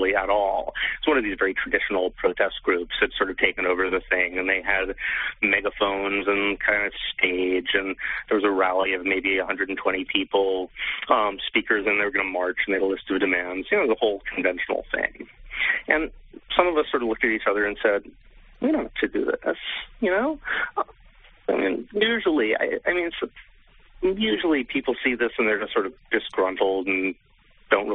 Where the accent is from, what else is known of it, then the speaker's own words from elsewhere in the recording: New York, United States; now in London, United Kingdom; I was back for the summer because I'm normally based in London, but I'm from New York, so I always come back when I can.